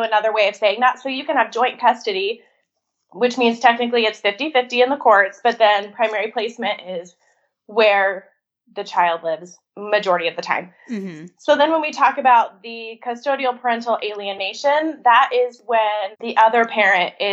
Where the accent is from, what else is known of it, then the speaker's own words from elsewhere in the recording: Mississippi and South Carolina, United States; now in Idaho, United States; I'm actually from the South. I grew up in Mississippi and South Carolina.